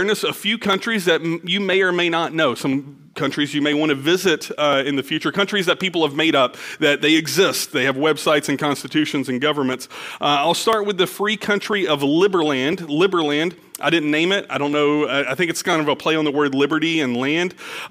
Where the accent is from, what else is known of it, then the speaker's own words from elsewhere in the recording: Nederland, Texas, United States; I've never lived outside of Texas. I was born in Texas. I was actually born in Nederland at Mid-Jeff Hospital